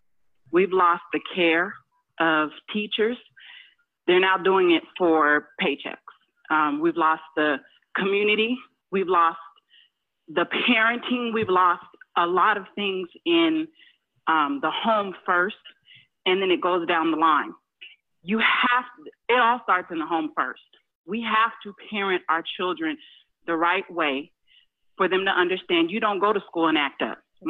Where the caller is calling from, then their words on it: Houston, Texas, United States; I'm from Houston.